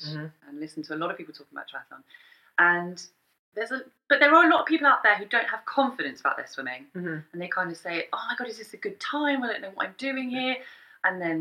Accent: Bedfordshire, East of England, United Kingdom; I grew up in Bedfordshire

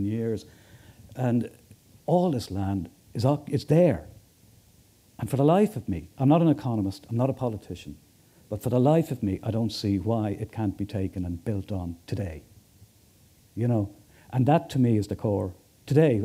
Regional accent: Dublin, Leinster, Ireland; I come from Kilbarrick in north, on the north side.

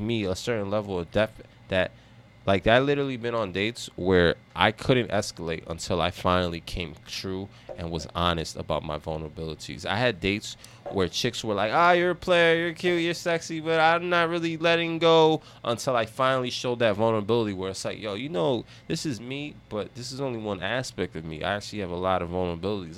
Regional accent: United States; I grew up in America

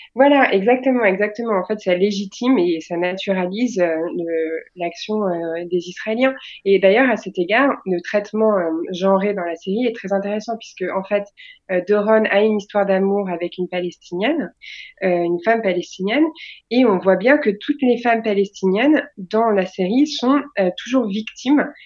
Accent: France; on est est des Français

